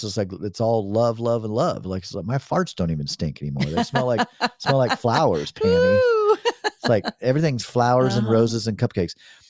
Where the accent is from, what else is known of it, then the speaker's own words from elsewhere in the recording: the South, United States; accent: Southern; I think it's when my Southern accent comes out a little bit.